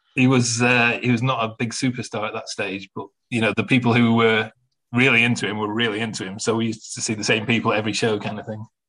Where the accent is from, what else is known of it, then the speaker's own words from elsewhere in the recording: Manchester, North West England, United Kingdom; the Manchester Apollo in, in my hometown